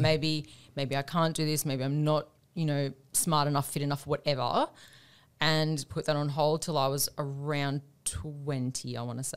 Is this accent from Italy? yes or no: no; Australia; also born or lived in Devonport, Tasmania / Queensland; I grew up, I was born in Tasmania, Devonport, Tasmania